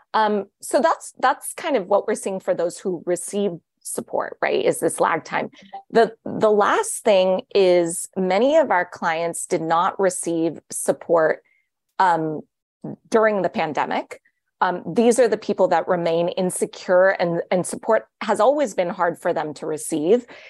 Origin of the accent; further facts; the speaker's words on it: Los Angeles, California, United States; my hometown of Los Angeles